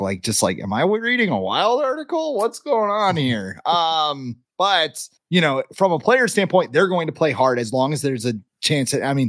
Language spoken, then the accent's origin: English; Charlotte, North Carolina, United States; I'm from Charlotte, man.